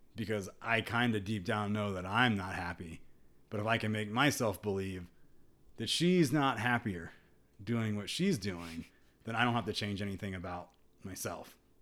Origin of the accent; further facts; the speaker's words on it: United States; growing up in America